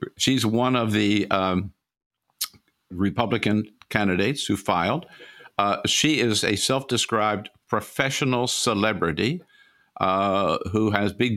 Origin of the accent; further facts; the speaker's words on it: California, United States; as a Californian and a former chair of the California Democratic Party